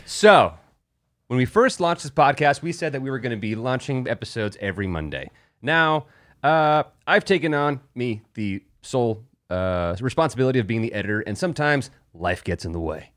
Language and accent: English; El Paso, Texas, United States; moved away; I recently went to El Paso. I got, uh, back to my hometown